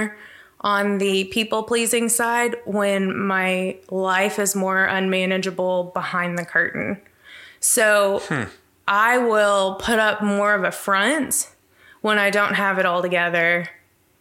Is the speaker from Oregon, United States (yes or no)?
no; Abilene, Texas, United States; I grew up in Abilene. My parents owned Christian radio stations in Abilene